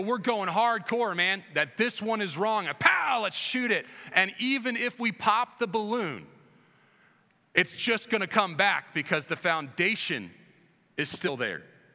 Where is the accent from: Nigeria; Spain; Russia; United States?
United States; moved away as an adult; now in Indiana, United States; on the East Coast, where I grew up right outside of DC